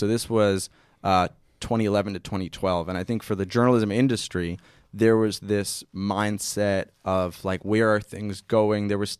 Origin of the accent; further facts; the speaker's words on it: Westchester, New York, United States; moved away; I'm from Westchester.